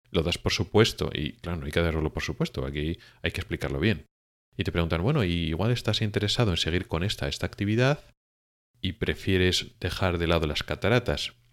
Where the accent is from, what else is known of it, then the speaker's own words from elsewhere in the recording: Spain; now in Sweden; la mayoría de los oftalmólogos que venimos de España a Suecia